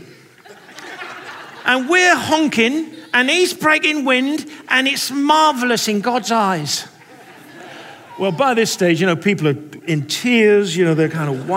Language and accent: English; England, United Kingdom; now in United States; I'm an English person